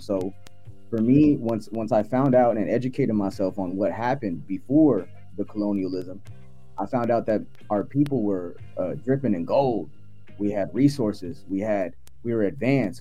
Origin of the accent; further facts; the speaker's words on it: United States; also born or lived in Philippines; I had to make home, my home here in America